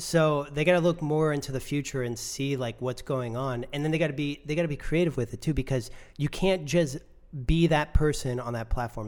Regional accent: United States; I'm American

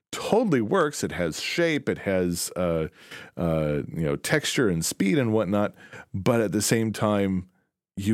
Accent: DeKalb, Illinois, United States; I grew up in DeKalb, Illinois

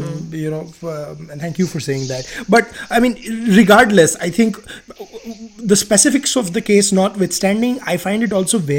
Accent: Gujarat, India; my home state this week in Gujarat

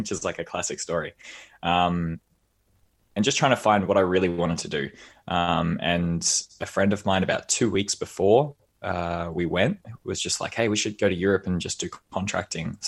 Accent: Australia; moved away as an adult; I'm Australian, I'm a bit of a barista

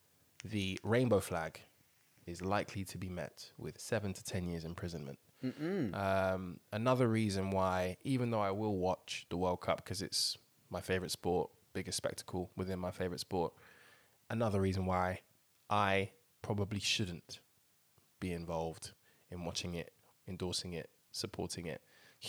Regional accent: Dublin, Leinster, Ireland; I'm from Dublin.

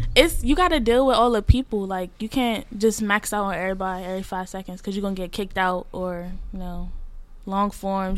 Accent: Washington, District of Columbia, United States; I'm from DC. I'm 17 years old

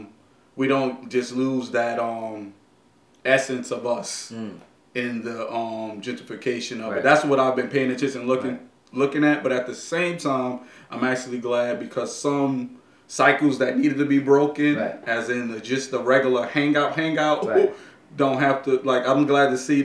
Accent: New York City, New York, United States

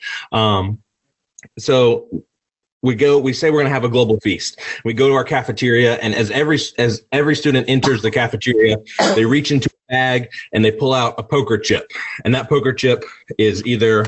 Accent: United States; I was born in the United States

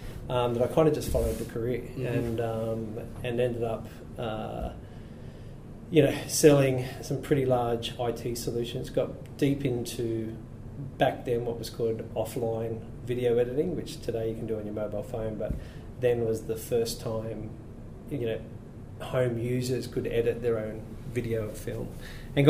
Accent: Blacktown, New South Wales, Australia; I grew up in Blacktown in Western Sydney

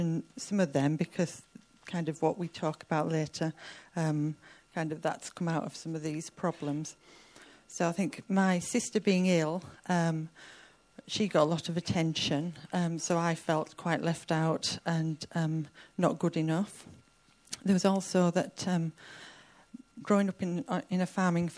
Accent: Cumbria, North West England, United Kingdom; I grew up in Cumbria on a remote farm

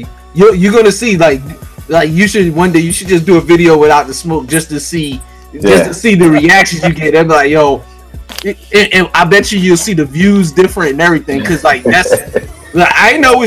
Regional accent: Philadelphia, Pennsylvania, United States; Now, I'm from Philly.

